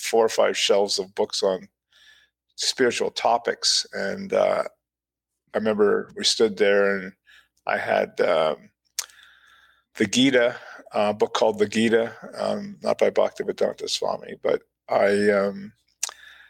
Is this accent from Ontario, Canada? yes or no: yes; Ottawa, Ontario, Canada; also born or lived in Toronto / London, Ontario; I grew up in Canada. I was born in Ottawa